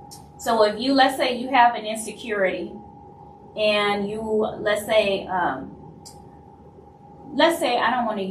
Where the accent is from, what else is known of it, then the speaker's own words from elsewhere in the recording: Louisiana, United States; I'm from Louisiana